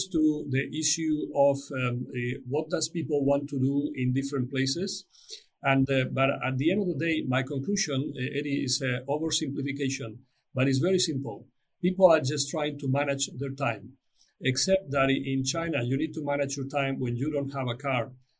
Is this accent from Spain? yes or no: yes; Spain; my home country in Spain